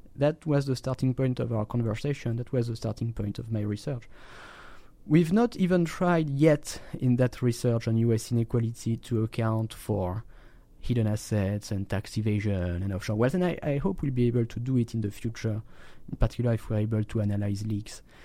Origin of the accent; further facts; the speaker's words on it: France; my home country, in, in, in France